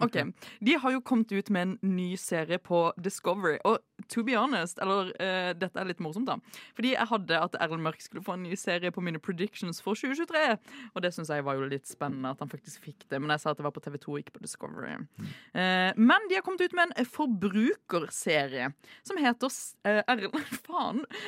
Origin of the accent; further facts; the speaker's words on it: Agder, Norway; i min hjemby hjemfylke, mitt hjemfylke, eh, Agder